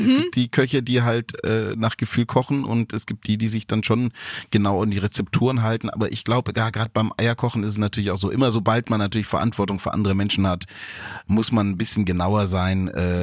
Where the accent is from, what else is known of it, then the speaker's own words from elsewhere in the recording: Stuttgart, Baden-Württemberg, Germany; ich komme ja auch aus Stuttgart, bin ja auch Schwabe